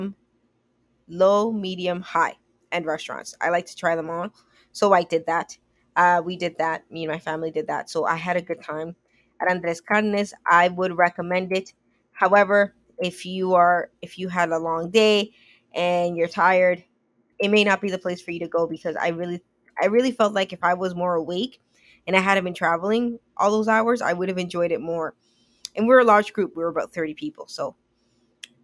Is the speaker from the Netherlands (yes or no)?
no; Canada; I'm from Canada